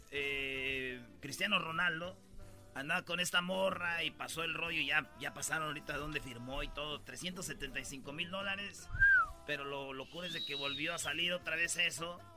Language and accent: Spanish; Michoacán, Mexico; Ya sé, yo soy de Michoacán, güey. Vamos adelantados nosotros.